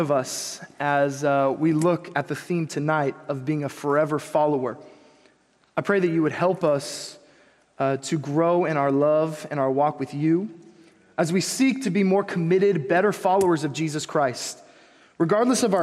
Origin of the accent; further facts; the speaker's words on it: Huntington Beach, California, United States; I grew up in Huntington Beach.